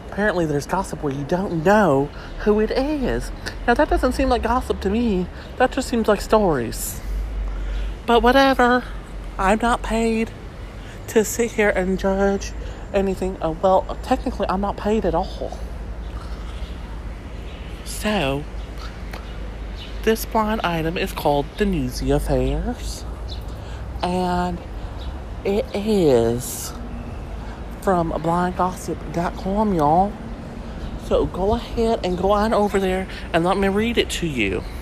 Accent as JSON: {"language": "English", "region": "the South", "country": "United States", "said": "That's what we do in the South. That's something that me and Blanche Devereaux have in common. We're both from the South, if you couldn't tell."}